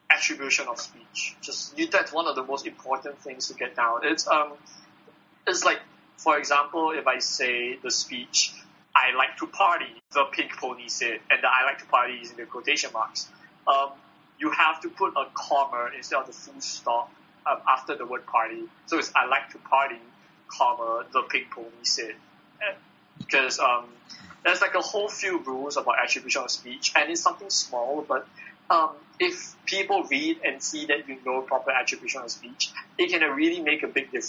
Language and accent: English; Singapore; I'm from Singapore.